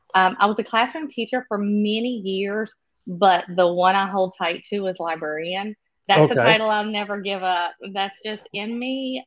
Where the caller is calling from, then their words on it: near Baton Rouge, Louisiana, United States; I am calling in from about an hour and a half outside of actually New Orleans. I'm more toward the capital city of Baton Rouge. I have been an educator in the state of Louisiana my entire life.